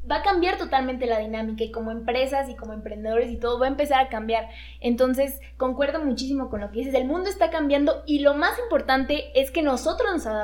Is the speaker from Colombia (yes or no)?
no; Mexico; es nuestro deber incluso como mexicanos, para activar la economía incluso de nuestro país